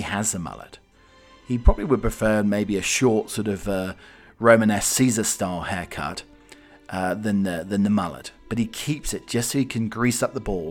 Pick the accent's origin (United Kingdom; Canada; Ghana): United Kingdom; England; I'm British, for God's sake. You know, I'm not South African. I'm English